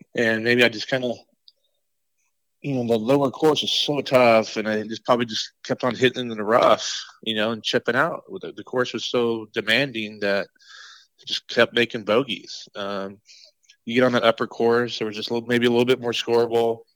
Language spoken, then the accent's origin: English; Oregon, United States; growing up in Oregon